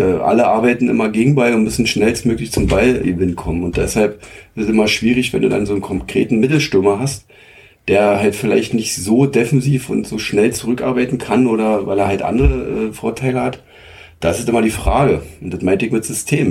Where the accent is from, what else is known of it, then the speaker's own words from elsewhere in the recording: Zeuthen, Brandenburg, Germany; meine Heimat ist ja Zeuthen. Ich habe ja damals auch ähm, so als Jugendlicher die Fusion mitgemacht mit SG Zeuthen